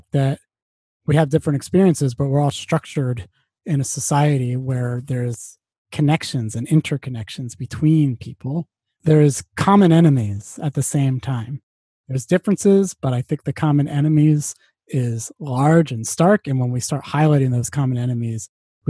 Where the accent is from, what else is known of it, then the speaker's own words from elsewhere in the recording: Georgia, United States; I grew up in Georgia